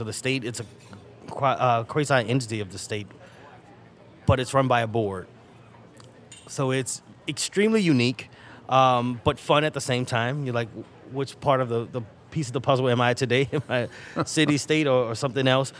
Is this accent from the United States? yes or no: yes; New Orleans, Louisiana, United States; growing up in New Orleans, City Park was always a part of my life